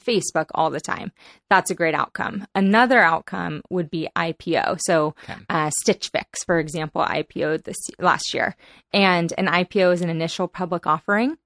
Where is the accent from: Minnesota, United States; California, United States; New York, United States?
California, United States; San Diego; also born or lived in Boston / Los Angeles; now in San Francisco, United States; I grew up in San Diego, California